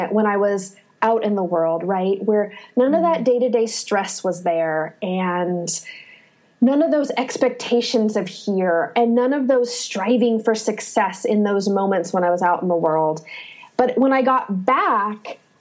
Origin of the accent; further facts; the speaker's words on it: Northern California, United States; moved away as an adult; also born or lived in Manhattan, New York; now in Asheville, United States; So my story began in a small town where I grew up in Northern California.